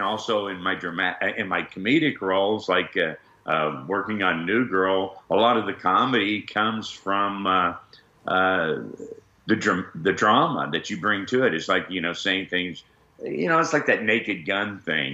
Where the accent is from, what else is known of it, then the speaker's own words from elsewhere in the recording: Texas, United States; I grew up in Texas